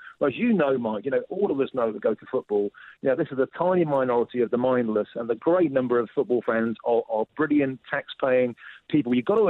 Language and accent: English; England, United Kingdom; I feel slightly ashamed to be English.